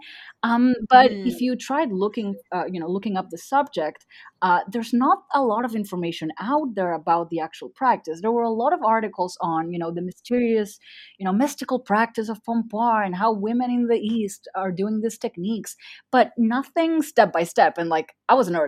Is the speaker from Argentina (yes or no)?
yes; Argentina; first language Spanish; English is a second language; I'm from Argentina.